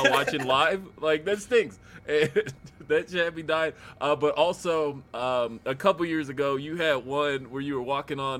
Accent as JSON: {"language": "English", "region": "Colorado", "country": "United States", "also_born_or_lived": "Michigan", "said": "I'm from Colorado"}